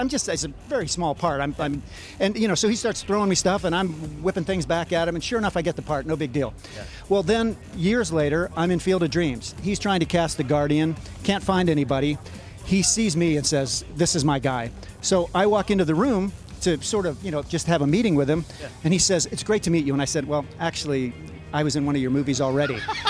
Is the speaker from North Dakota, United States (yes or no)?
no; Ohio, United States; I grew up in Ohio.